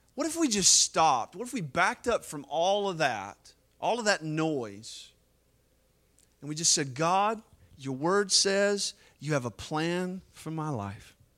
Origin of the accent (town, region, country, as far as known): United States